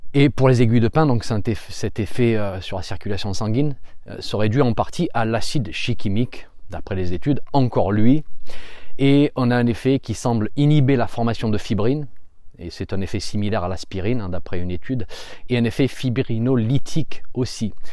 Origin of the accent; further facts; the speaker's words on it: France; chez nous en France